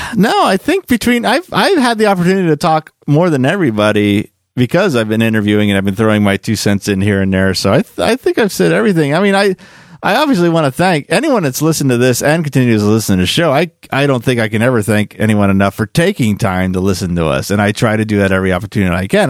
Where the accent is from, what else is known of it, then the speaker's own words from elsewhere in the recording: Quakertown, Pennsylvania, United States; me growing up in Quakertown wanting to get out and see more of the world